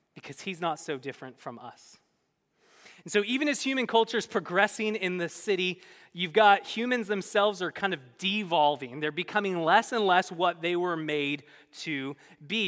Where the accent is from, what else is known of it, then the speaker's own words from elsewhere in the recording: Bay Area, California, United States; moved away as an adult; also born or lived in Midwest; I grew up in the Bay Area